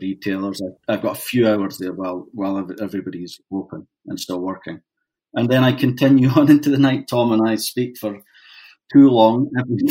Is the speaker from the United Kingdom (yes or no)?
yes; Dundee, Scotland, United Kingdom; moved away as an adult; also born or lived in Toronto, Canada; now in Canada; My parents had emigrated in the 60s, but my dad couldn't handle it and was homesick. And they ended up, they had me, but they ended up back in Scotland again.